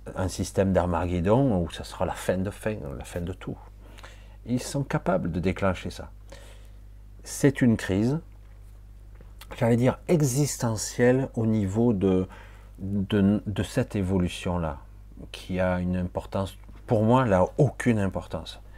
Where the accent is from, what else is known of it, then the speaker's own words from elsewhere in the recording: France; moved away; quand je suis actuellement en Asie, dire je suis français